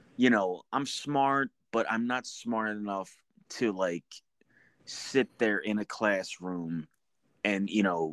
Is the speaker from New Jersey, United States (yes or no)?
yes; New Jersey, United States; I'm from New Jersey, so I'm, you know, my mom is that typical, you know, Jersey mom